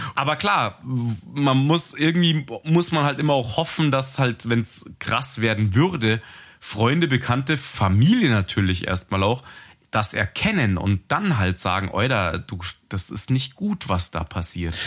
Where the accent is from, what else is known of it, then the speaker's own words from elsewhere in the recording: Munich, Bavaria, Germany; wir sind ja ähm, Münchner